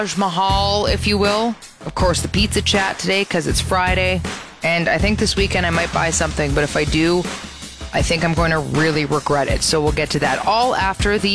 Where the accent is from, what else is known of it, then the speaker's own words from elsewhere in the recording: Brampton, Ontario, Canada; moved away as an adult; now in Calgary, Canada; Brampton, my hometown